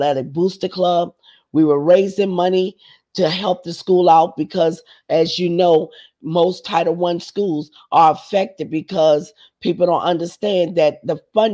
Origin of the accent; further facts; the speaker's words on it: Charleston, South Carolina, United States; also born or lived in Adams Run, South Carolina; I was raised up west of the Ashley in the little area called the Ponderosa